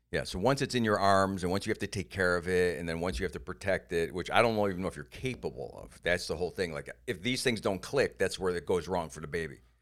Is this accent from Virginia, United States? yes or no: no; Cleveland, Ohio, United States; moved away; also born or lived in Iowa; I came from Cleveland